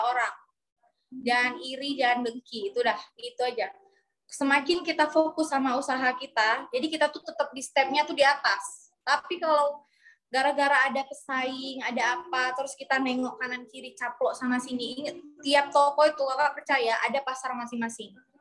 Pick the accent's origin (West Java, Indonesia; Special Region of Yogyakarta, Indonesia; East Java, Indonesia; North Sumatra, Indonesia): North Sumatra, Indonesia; Medan; moved away; SMA dulu kami di Medan